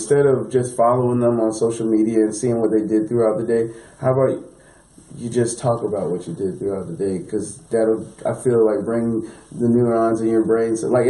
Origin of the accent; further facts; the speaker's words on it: New York City, New York, United States; St. Vincent Fair, New York, Brooklyn.